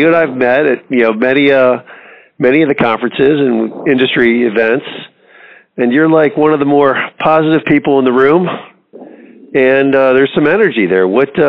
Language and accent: English; Texas, United States; moved away; Texas is a good place to be, as I grew up there